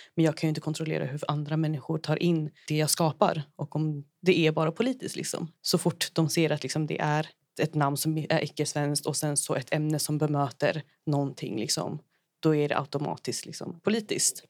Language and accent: Swedish; Brazil; moved away; från Brasilien, liksom där jag är ifrån